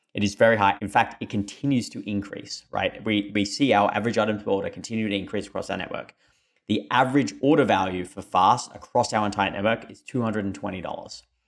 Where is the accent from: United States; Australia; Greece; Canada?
Australia; moved away; my funny accent, I am Australian